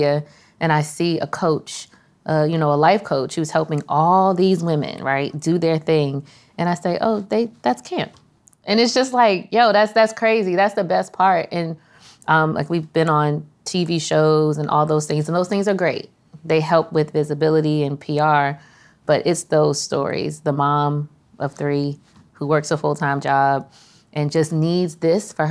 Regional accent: Prince George's County, Maryland, United States; also born or lived in Washington, D.C.; I am from Prince George's County, Maryland. Was born in D.C., from Prince George's County, Maryland

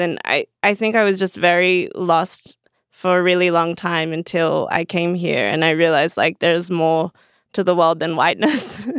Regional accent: Perth, Western Australia, Australia; now in Los Angeles, United States; so I grew up in Perth. It's a, a small town in, on, in Western Australia.

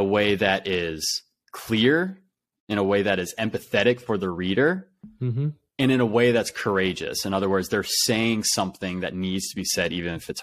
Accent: Ohio, United States; I grew up in Ohio

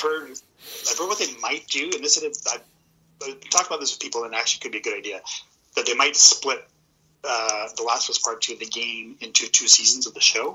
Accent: Edmonton, Alberta, Canada; moved away; a born and raised uh, Edmontonian

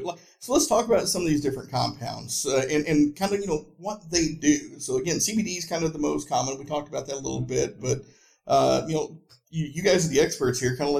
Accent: Tennessee, United States; I grew up in Northeast Tennessee, and in high school in the 90s

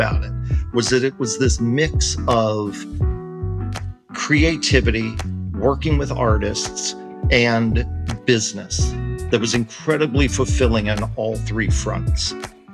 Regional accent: Florida, United States; I'm from Florida

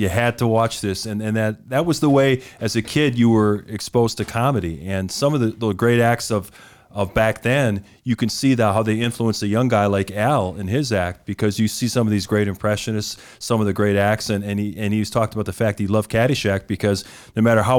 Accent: Milwaukee, Wisconsin, United States; I'm older than you guys, but I remember, you know, growing up in Milwaukee

